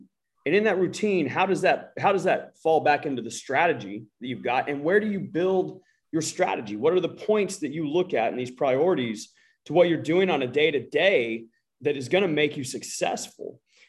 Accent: United States; I'm American

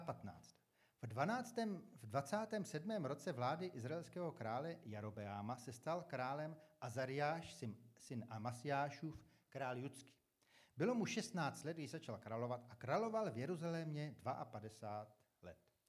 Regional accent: Czechia; jsem dobrý teda Čech

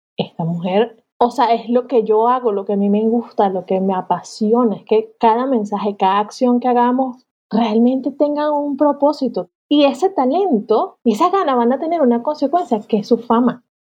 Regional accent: Venezuela; now in Málaga, Spain; yo como venezolana

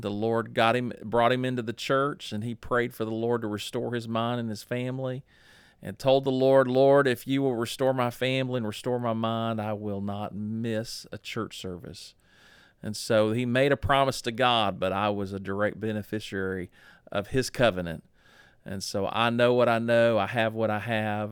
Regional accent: Dallas, Texas, United States; I was born in October of nineteen sixty-nine in Parkland Hospital in Dallas, Texas

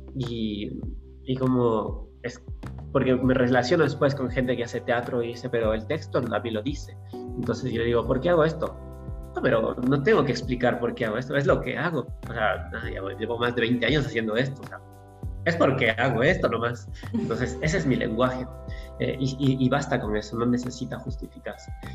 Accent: Ecuador; moved away as an adult; also born or lived in Europe; habían pasado ya ocho años desde que me había ido de Ecuador

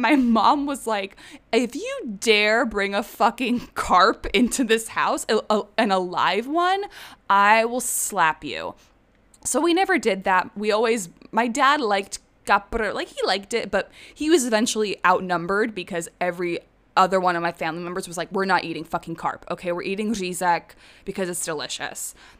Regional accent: Prague, Czechia; moved away as an adult; also born or lived in London, United Kingdom; now in United States; I consider Prague my hometown.

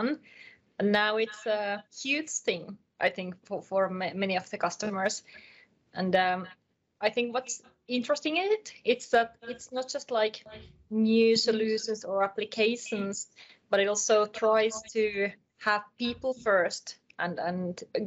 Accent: Finland; English is a second language; I'm from Finland

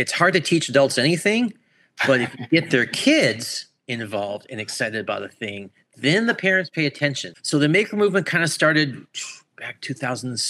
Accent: Orlando, Florida, United States; also born or lived in Buffalo, New York; I was born in Buffalo, New York, raised in Orlando, Florida

